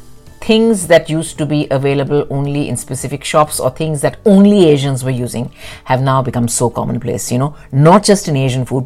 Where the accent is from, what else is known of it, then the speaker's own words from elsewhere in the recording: Delhi, India; moved away as an adult; now in London, United Kingdom; when I was growing up in South Delhi, whether it was Lajpat Nagar